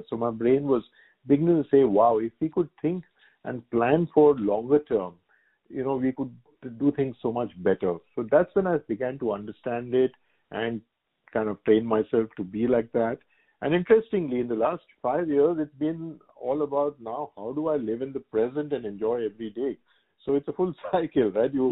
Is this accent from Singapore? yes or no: yes; Singapore; very privileged to be a to be a Singaporean. That's how I think of myself as a Singaporean and an Indian. They're, the two homes.